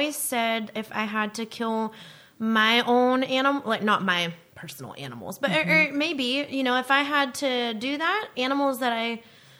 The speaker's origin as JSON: {"language": "English", "region": "the South", "country": "United States", "tie": "born or raised there", "said": "me growing up on Sundays, we were closed, you know, in the South from the Bible Belt, nobody works on Sundays except for my dad."}